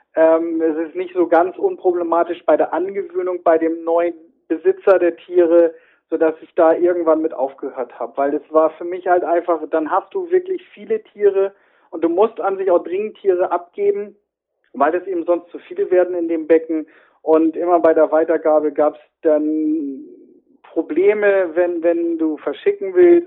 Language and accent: German; the North, Northern Germany, Germany; ich komme genau wie du aus dem Norden